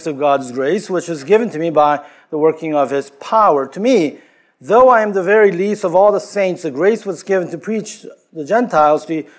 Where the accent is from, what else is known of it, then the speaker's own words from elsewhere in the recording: Queens, New York, United States; I'm from Queens, New York, you know, and it's great to be here.